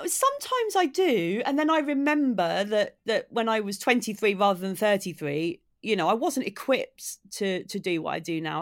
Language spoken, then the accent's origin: English; Maidstone, South East England, United Kingdom; now in Brighton, United Kingdom; I live in Brighton, but I'm from Kent originally. I grew up in Maidstone in Kent.